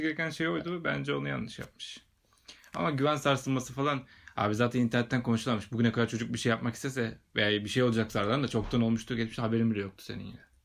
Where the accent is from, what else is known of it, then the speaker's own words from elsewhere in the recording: Bursa, Turkey; Bursalıyım ben